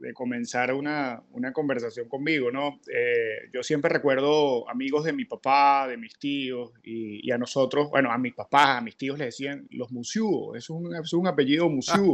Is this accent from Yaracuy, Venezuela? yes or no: yes; San Felipe, Yaracuy, Venezuela; moved away as an adult; now in Miami, United States; mi vínculo con, con mi ciudad natal